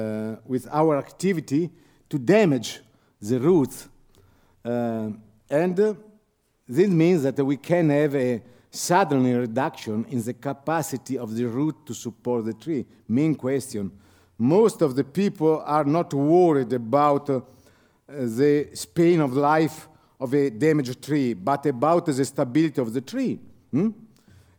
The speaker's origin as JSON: {"language": "English", "country": "Italy", "second_language": "English"}